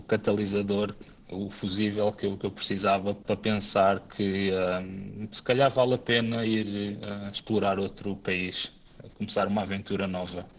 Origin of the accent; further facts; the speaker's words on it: Amora, Lisbon, Portugal; moved away as an adult; also born or lived in Faro; now in Espoo, Finland; Eu, na verdade, sou natural da Amora, sempre vivi e estudei na Margem Sul e em Lisboa